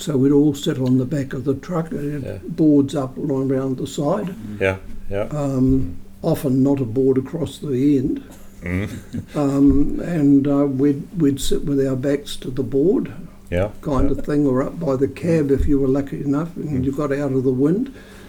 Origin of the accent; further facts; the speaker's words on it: Leeston, Canterbury, New Zealand; born there; I was born in Leeston because they were stationed in Leeston with the Salvation Army.